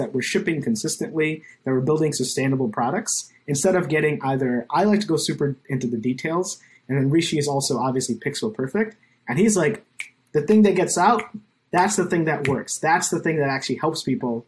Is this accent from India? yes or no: yes; India; now in United States; being an Indian immigrant in America